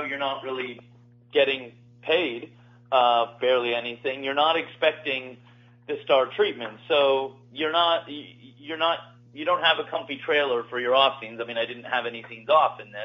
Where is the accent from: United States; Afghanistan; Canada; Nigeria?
Canada; I'm from Canada, and that's where I've done most of my work all through my life